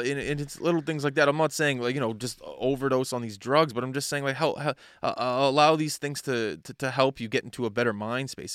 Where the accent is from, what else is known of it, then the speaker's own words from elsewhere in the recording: Nova Scotia, Canada; I'm from, I'm from Nova Scotia